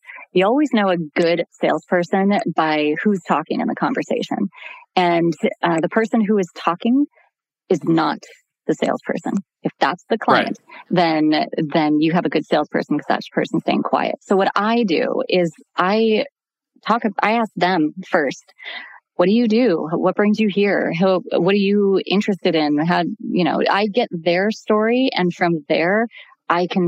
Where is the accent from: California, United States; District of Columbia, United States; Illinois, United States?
California, United States; Burbank; I grew up in Burbank.